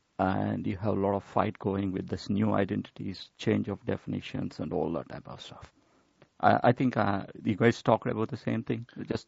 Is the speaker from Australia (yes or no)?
no; India; But since I was raised in India, where you see the identity all over the place, these identities are there for thousands of years.